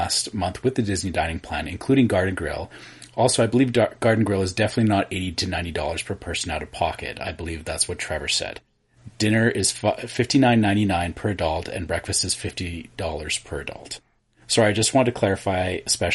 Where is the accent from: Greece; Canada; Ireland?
Canada; as a Canadian